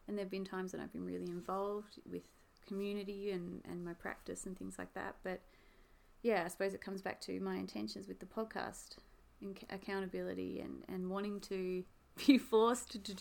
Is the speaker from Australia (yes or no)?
yes; Hobart, Tasmania, Australia; I was from Tasmania or even Hobart